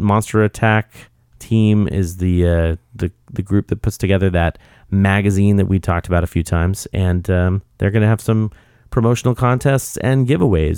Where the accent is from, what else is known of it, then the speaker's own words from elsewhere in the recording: Oregon, United States; I'm from Oregon.